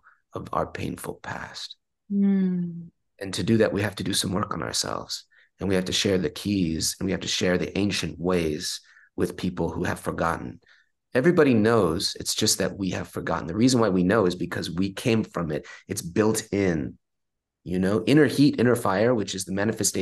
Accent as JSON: {"language": "English", "town": "Long Beach", "region": "California", "country": "United States", "tie": "born or raised there", "said": "I was born and raised in Long Beach, California"}